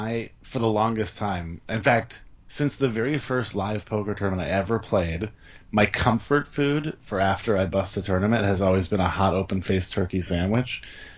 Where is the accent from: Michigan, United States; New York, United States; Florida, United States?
Michigan, United States; moved away; I'm originally from Michigan